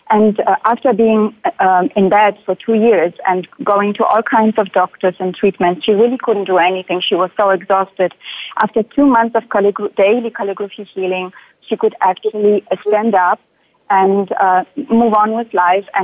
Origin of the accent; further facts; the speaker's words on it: Germany; now in Sweden; I am originally from Germany, but I live in Sweden now.